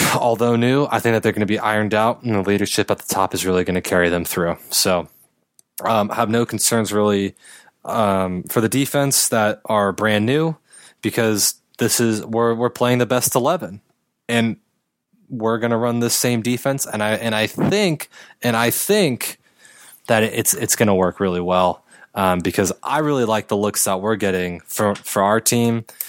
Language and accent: English; Los Angeles, California, United States; Laker fan growing up, being from L